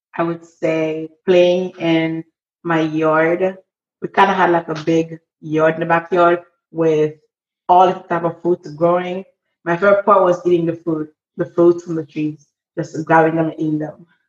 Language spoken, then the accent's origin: English; Port-au-Prince, Ouest, Haiti; moved away; I am 20 years old and I am from Port au Prince, Haiti